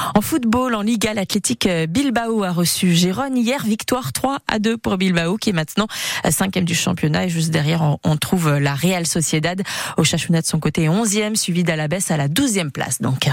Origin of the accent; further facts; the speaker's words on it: Basque Country, Nouvelle-Aquitaine, France; Chez nous, au Pays Basque